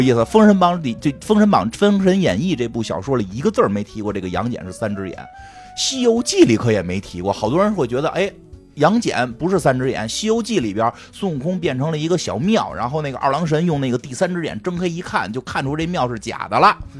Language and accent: Chinese; China; 我们中国人